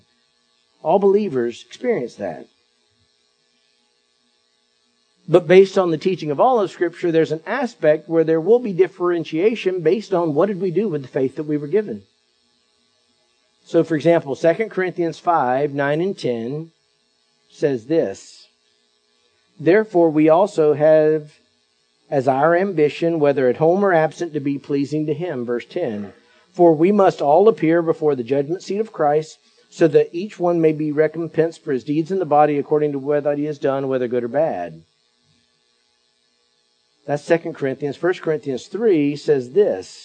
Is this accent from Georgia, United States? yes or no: no; Perry, Florida, United States; My hometown up in Perry, Taylor County is the name of it